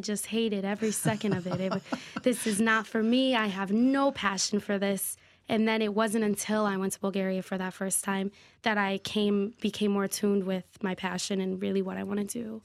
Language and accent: English; Waterbury, Connecticut, United States; Born and raised in Waterbury